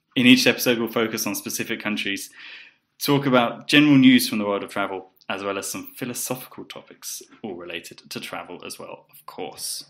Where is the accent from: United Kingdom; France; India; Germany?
United Kingdom; South East England; moved away as an adult; also born or lived in Poland / Bulgaria / Colombia; I grew up in the southeast of England, uh, but I moved out maybe 10 years ago and uh, have lived in Poland, Bulgaria, Colombia.